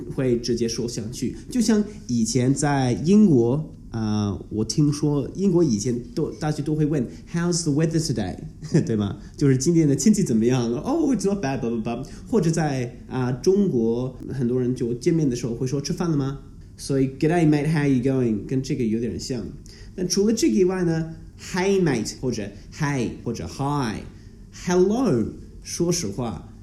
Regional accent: Melbourne, Victoria, Australia; first language English; Chinese is a second language; 我是一个澳洲人，我从小在全世界最宜居住的城市，啊，我在浙江墨尔本长大

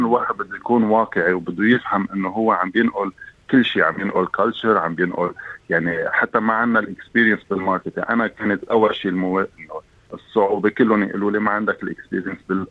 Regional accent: Lebanon; moved away as an adult; now in Australia; جاي من لبنان

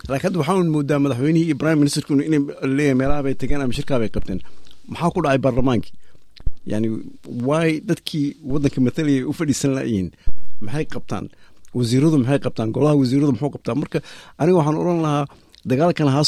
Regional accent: Somalia; moved away; waddankoodii ama waddankii anaka aan ku dhalanay

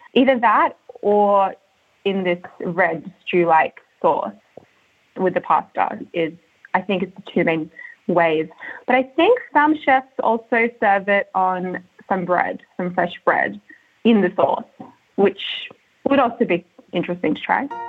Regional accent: Sydney, New South Wales, Australia; I grew up in Sydney

